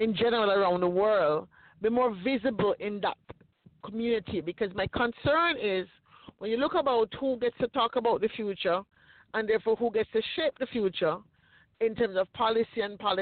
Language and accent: English; Jamaica; now in United States; I grew up in Jamaica, and I didn't come here till I was already formed